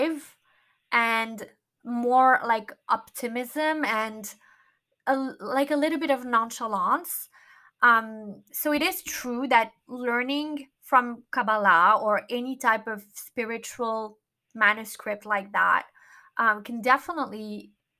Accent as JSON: {"language": "English", "town": "Miami", "region": "Florida", "country": "United States", "tie": "born or raised there", "moved": "yes", "said": "I wanted to be in Miami, which is my hometown"}